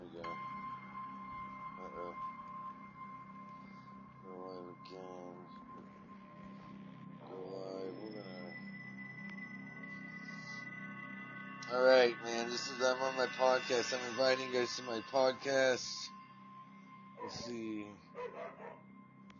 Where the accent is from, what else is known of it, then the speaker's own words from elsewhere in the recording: Tulsa, Oklahoma, United States; I'm from Tulsa, Oklahoma